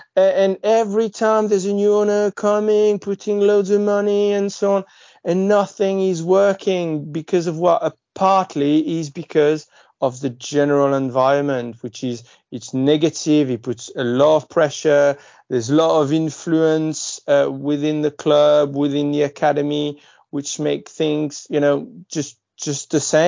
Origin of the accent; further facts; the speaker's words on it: Marseille, Provence-Alpes-Côte d'Azur, France; moved away; Obviously, I'm from Marseille. I've lived there for 20 years and so on.